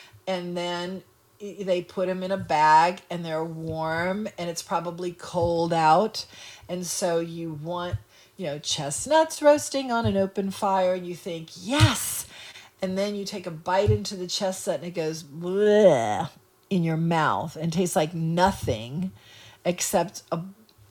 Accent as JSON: {"language": "English", "town": "New Orleans", "region": "Louisiana", "country": "United States", "tie": "born or raised there", "said": "I grew up in New Orleans, you know, but I am not a New Orleanian at heart."}